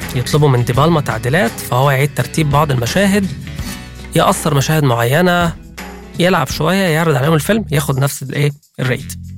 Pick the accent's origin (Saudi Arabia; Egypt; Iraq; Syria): Egypt; عندنا في مصر